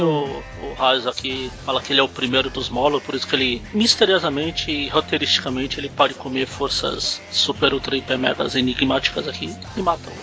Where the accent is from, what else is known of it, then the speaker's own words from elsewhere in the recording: Ceará, Brazil; eu também sou cearense